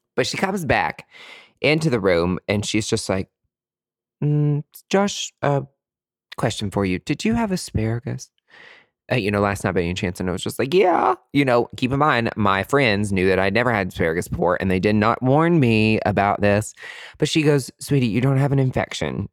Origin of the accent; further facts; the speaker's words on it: East Tennessee, United States; also born or lived in Nashville, Tennessee; Growing up in East Tennessee, we only had, like, white folks.